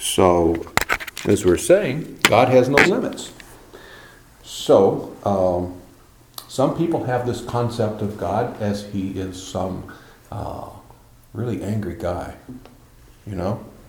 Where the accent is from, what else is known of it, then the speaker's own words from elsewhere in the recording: United States; I'm an old man limping around and I'm an American